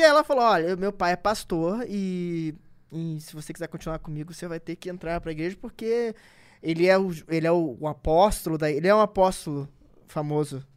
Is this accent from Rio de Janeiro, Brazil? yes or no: yes; Rio de Janeiro, Brazil; eu sou nascido e criado na Cidade de Deus